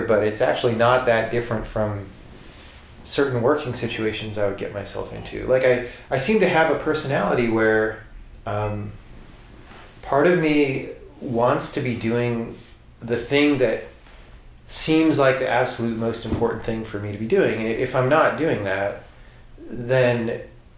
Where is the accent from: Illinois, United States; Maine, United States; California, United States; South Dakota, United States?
California, United States; Southern; I'm from Southern California